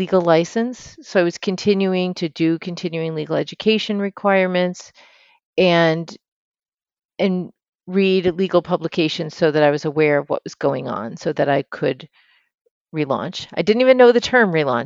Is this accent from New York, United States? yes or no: yes; Buffalo, New York, United States; moved away as an adult; also born or lived in Washington; now in California, United States; Buffalo is my hometown